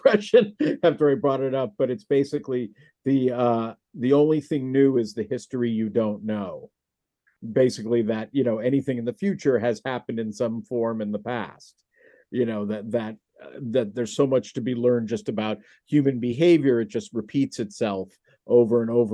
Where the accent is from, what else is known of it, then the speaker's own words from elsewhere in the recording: San Francisco Bay Area, California, United States; also born or lived in New York; I grew up in the San Francisco Bay Area